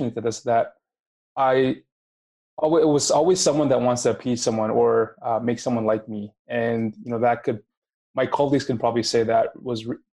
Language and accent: English; Canada; moved away as an adult; also born or lived in Minnesota; now in Winnipeg, Canada; I came from Canada. It was my first time moving away from home, from my mom, from my family